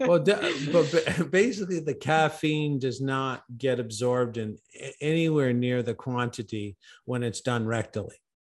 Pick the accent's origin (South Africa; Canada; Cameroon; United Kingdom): Canada; I'm originally from Canada